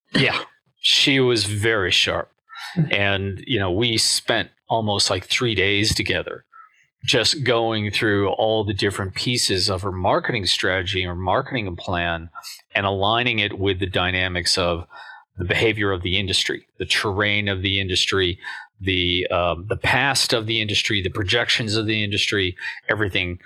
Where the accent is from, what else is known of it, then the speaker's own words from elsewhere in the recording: United States; as an American